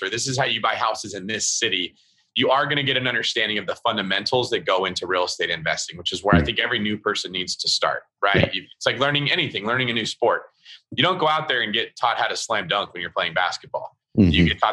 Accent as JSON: {"language": "English", "region": "Northern California", "country": "United States", "tie": "born or raised there", "said": "I'm a California kid. So I grew up in Northern California. I still live in that area"}